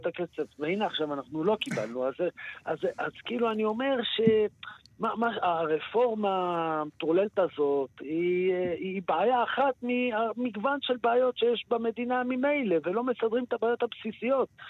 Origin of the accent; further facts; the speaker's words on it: Israel; אנחנו ישראלים